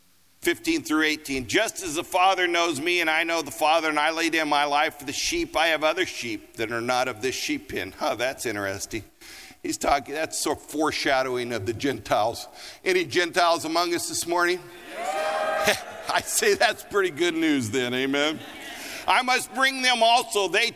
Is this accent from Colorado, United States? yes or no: yes; Colorado, United States; also born or lived in Los Angeles; now in Denver, United States; I grew up in Colorado